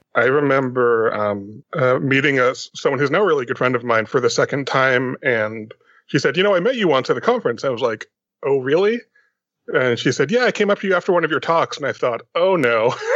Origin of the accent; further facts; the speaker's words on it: Austin, Texas, United States; my hometown of Austin